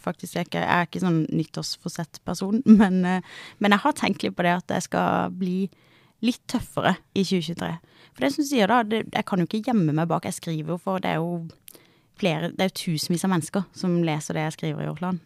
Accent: Kristiansand, Agder, Norway; moved away as an adult; also born or lived in Bergen; now in Oslo, Norway; Nå kommer jeg fra Sørlandet

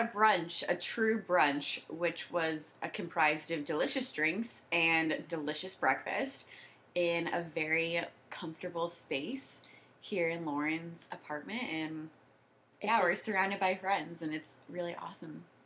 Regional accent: Jacksonville, Florida, United States; moved away as an adult; now in Washington, D.C., United States; we're both from Jacksonville and then we both went to UCF

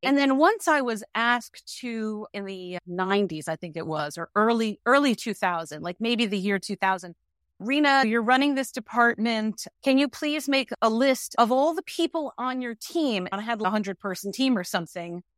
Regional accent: New York, United States; also born or lived in Manhattan, New York City; I am a New Yorker

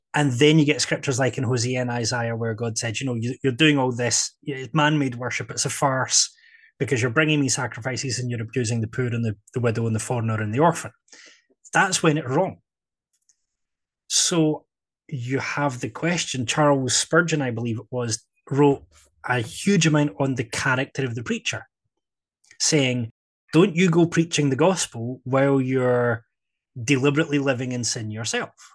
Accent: Scotland, United Kingdom; I am Scottish

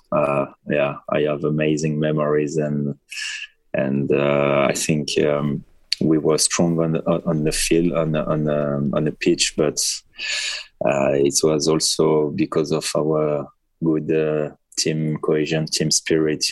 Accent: France; moved away as an adult; I'm proud to be uh, to be French

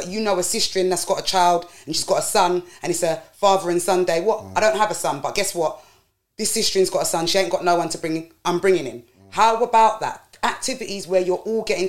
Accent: London, United Kingdom; when I was a kid growing up and I grew up in Deptford

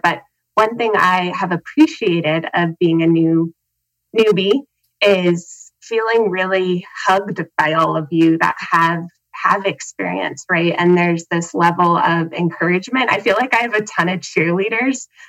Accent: Helena, Montana, United States; I am from Helena, Montana

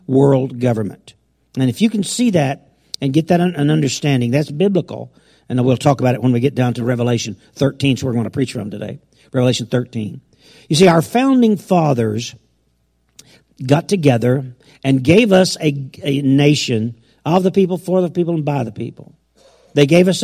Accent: United States; I was raised in America

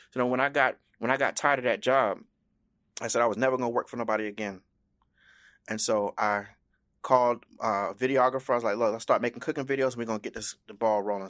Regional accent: Miami, Florida, United States; I was born in South Florida, in Miami, but my, um, life's journey has taken me all over the world

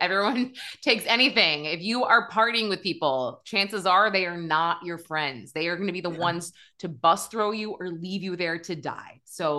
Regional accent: Manchester, New Hampshire, United States; now in New York City, United States; I'm from New Hampshire. I'm actually from Adam Sandler's hometown.

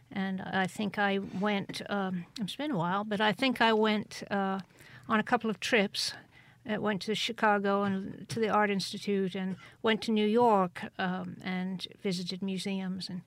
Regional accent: Cheltenham, South West England, United Kingdom; born there; Cheltenham. Cheltenham. Yeah, in Gloucestershire

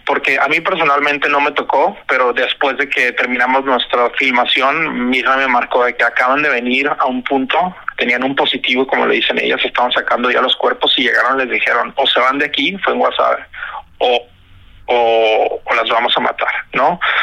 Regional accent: Culiacán, Sinaloa, Mexico; yo soy de Culiacán, de Sinaloa

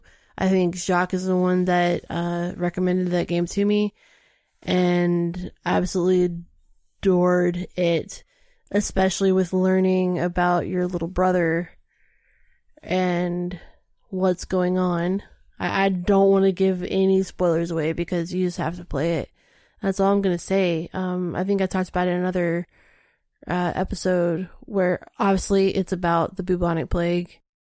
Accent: Georgia, United States; No, I'm actually from Georgia, sorry.

